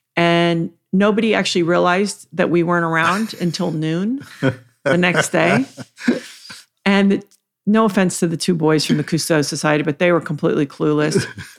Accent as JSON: {"language": "English", "country": "U.S. Virgin Islands", "tie": "born or raised there", "also_born_or_lived": "Virgin Gorda", "said": "When I was a teenager, I grew up in the Virgin Islands mm-hmm. mostly, and I spent a lot of time in Virgin Gorda."}